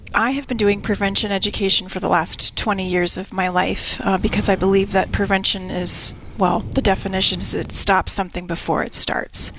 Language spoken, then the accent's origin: English; Tucson, Arizona, United States; I was born and raised here in Tucson